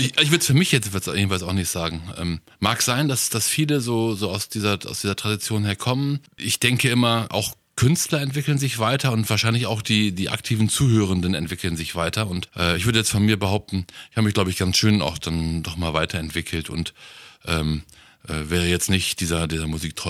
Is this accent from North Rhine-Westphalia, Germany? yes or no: yes; North Rhine-Westphalia, Germany; ich bin ja aus Nordrhein-Westfalen